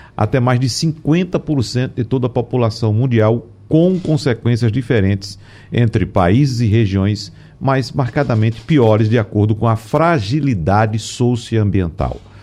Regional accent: Brazil; moved away as an adult; eu sou do interior, nasci no interior, eu vinha para cá para estudar, final de semana voltava para passar o final de semana na minha terra, no interior

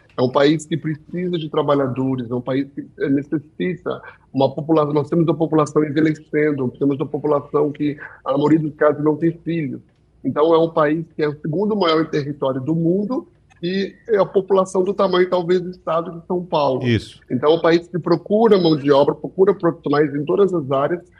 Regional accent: Canada; also born or lived in Brazil / United States; eu sou brasileiro por nato por causa dos meus pais e canadense porque eu nasci no Canadá

